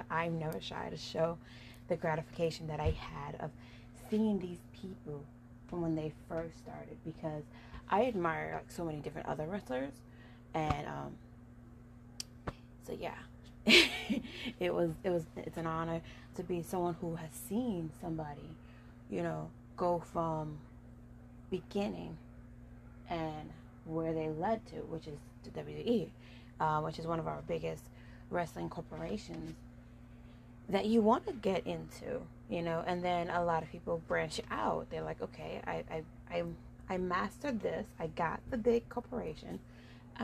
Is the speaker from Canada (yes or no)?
no; Puerto Rico; moved away; because I was raised in Puerto Rico